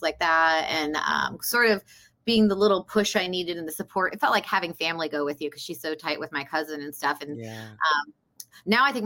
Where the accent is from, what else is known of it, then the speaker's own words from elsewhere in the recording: Philadelphia, Pennsylvania, United States; moved away; also born or lived in South Jersey; I'm also born and raised in the Philadelphia, South Jersey area